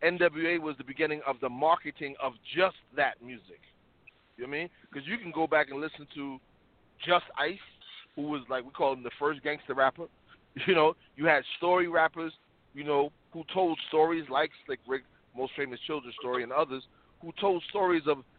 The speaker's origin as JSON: {"language": "English", "town": "New York City", "region": "New York", "country": "United States", "said": "I'm from the South Bronx"}